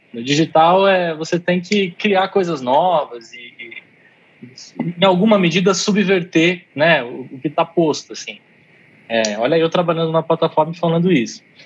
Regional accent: Brazil; eu sou brasileiro

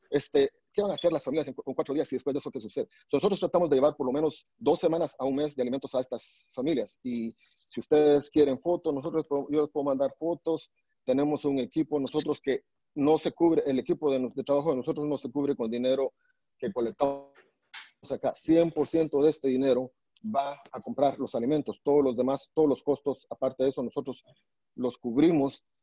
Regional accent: Alta Verapaz, Guatemala; also born or lived in Salamá; now in Virginia, United States; soy de Guatemala, nací en Salamá, pero crecí en Alta Verapaz

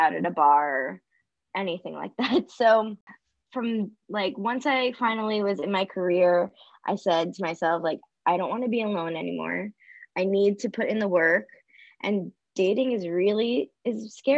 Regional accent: Florida, United States; moved away as an adult; also born or lived in New York City; I grew up in Florida, and then I moved to New York City to go to college and pursue my career.

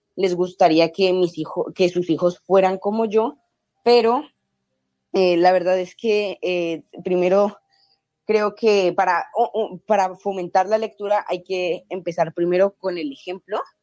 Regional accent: Cali, Valle del Cauca, Colombia; now in Canada; Yo soy de Cali, Colombia

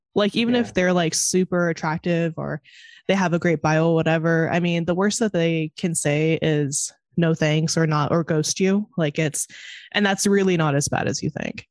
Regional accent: California, United States; now in Chicago, United States; I grew up in California, but now I live in Chicago

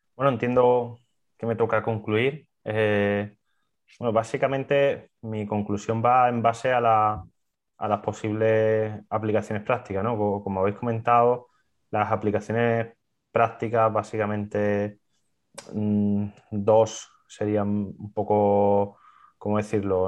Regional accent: Seville, Andalusia, Spain; gente que somos de Sevilla

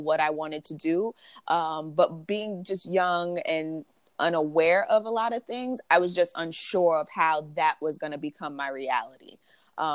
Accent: New Brunswick, New Jersey, United States; moved away as an adult; now in New York, United States; So I was born in New York. I lived in New York until I was 7. And then I moved to New Brunswick, New Jersey, and was there until I was about 24

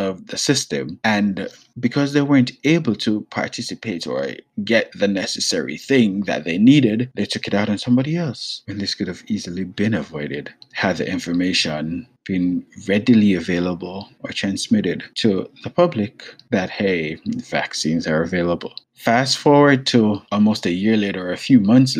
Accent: Jamaica; moved away; I'm Jamaican

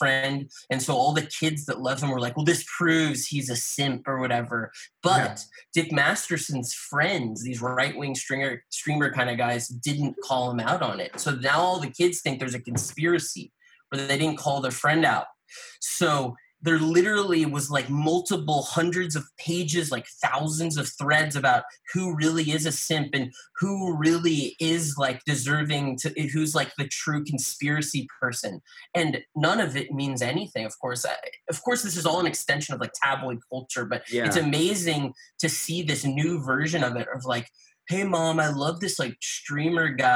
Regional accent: Austin, Texas, United States; I'm from Austin.

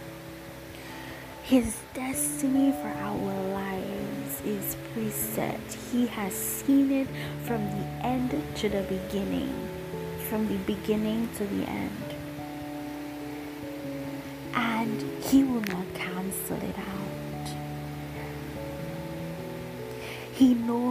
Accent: St. Lucia; I am from St. Lucia.

